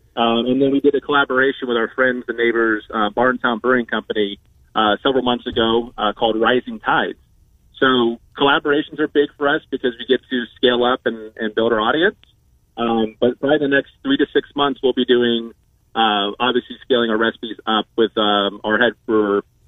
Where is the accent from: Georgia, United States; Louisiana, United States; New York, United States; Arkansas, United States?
Georgia, United States; moved away as an adult; I'm from Georgia.